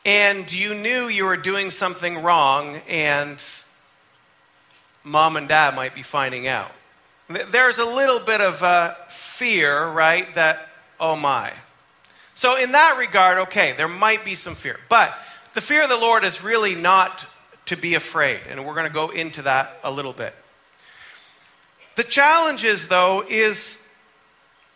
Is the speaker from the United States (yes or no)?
no; Canada; moved away; I grew up in Canada, my mom's from Massachusetts, I'm Yankee.